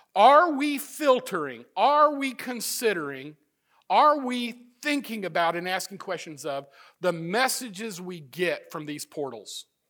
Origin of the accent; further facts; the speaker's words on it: Midwest, United States; moved away; also born or lived in Florida; I'm from the Midwest